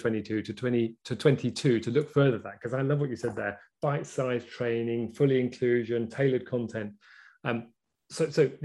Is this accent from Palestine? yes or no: no; England, United Kingdom; as an English person